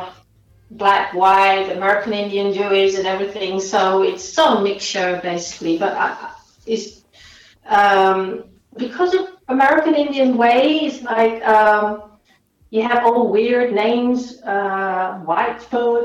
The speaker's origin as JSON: {"language": "English", "region": "Friesland", "country": "Netherlands", "tie": "born or raised there", "said": "when I grew up in Friesland, there was no funk or whatsoever"}